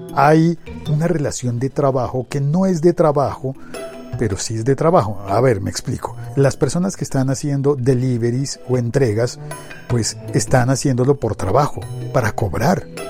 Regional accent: Colombia; en mi país, hablo por mi país

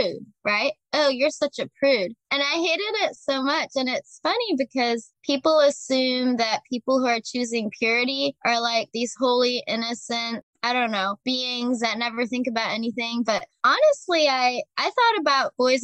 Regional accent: Chicago, Illinois, United States; I'm from Chicago originally

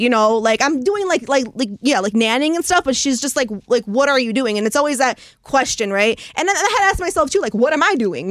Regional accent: Chicago, Illinois, United States; also born or lived in Los Angeles; I grew up in Chicago, so I'm from here, like Southside Midway area

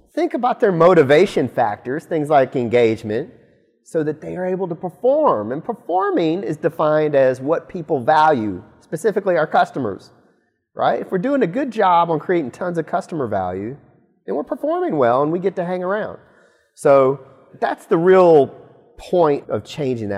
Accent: Auburn, Alabama, United States; moved away; I'm from Alabama. I'm from Auburn, Alabama specifically

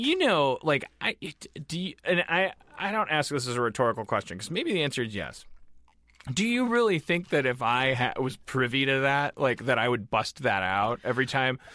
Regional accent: Milwaukee, Wisconsin, United States; I'm from Milwaukee, one of the most segregated white black cities in the United States

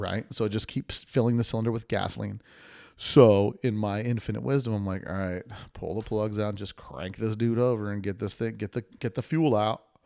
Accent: Las Vegas, Nevada, United States; I'm from Vegas, too

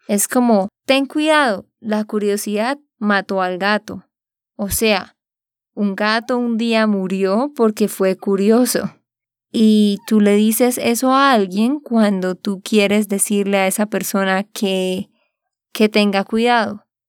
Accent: Santander, Colombia; de Santander, Colombia

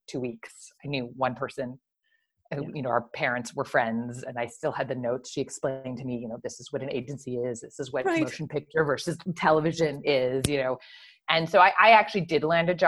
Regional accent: Montreal, Quebec, Canada; I grew up in Montreal

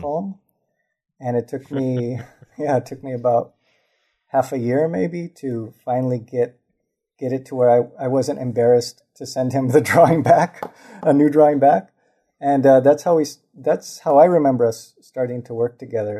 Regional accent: Los Angeles, California, United States; also born or lived in Lincoln Heights, Los Angeles; I grew up in Highland Park

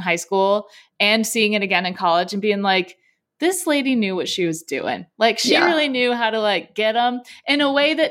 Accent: Southern California, United States; moved away; also born or lived in Wisconsin; I'm from Southern California

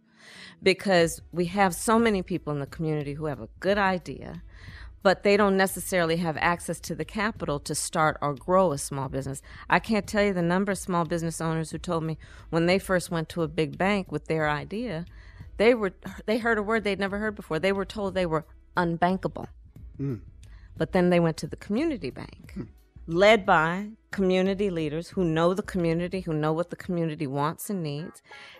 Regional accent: Oakland, California, United States; As you know, Steve, I was born in Oakland, California. I was raised, my sister and I, by our mother, who worked long days and weekends.

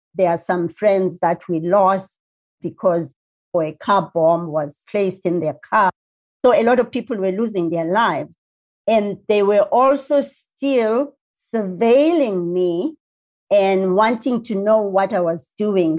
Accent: South Africa; moved away; if anybody asks you, where do you come from? I'd say South Africa

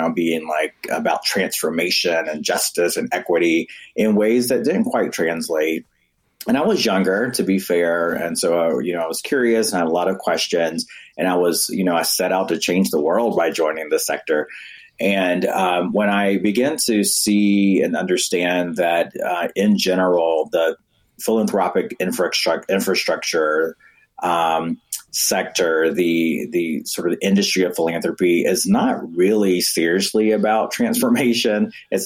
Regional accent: North Carolina, United States; I'm from the U.S. South, North Carolina specifically

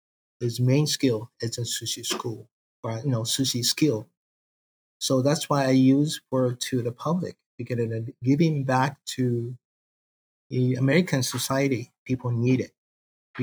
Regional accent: countryside north of Kobe, Hyogo, Japan; English is a second language; moved away as an adult; also born or lived in Osaka; now in United States; I'm in the countryside of Japan, north side of Kobe. The countryside, it is the central of Japan. I born and there

